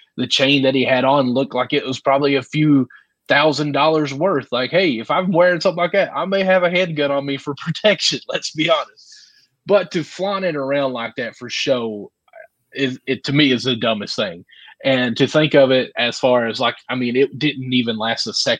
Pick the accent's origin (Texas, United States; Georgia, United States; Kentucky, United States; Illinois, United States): Kentucky, United States; I'm from the South here in Kentucky